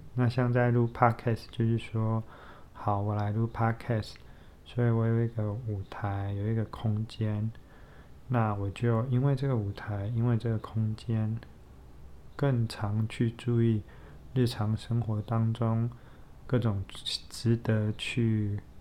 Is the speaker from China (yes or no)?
no; southern Taiwan, Taiwan; 我们都是在南部长大的孩子，然后读同一个学校